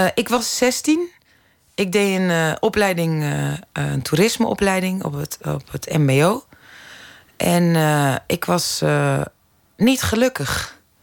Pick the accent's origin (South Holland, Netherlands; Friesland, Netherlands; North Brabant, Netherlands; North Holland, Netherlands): North Holland, Netherlands; Zaandam; also born or lived in Amsterdam; ik ben in Amsterdam geboren, in Zaandam opgegroeid